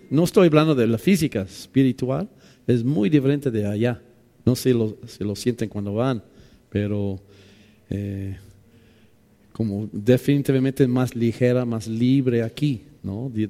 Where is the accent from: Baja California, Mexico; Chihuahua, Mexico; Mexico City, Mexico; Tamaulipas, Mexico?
Mexico City, Mexico; Pues perdóname, soy de DF, soy chilango, tengo 30 años ahí. Ya soy chilango, ¿no?